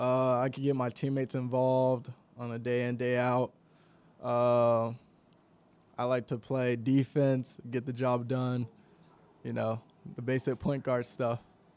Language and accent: English; Columbia, South Carolina, United States; also born or lived in Houston; I'm from Columbia, South Carolina.